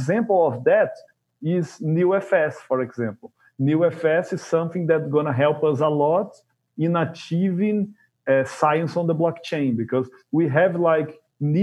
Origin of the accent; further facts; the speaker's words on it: Brazil; I'm from Brazil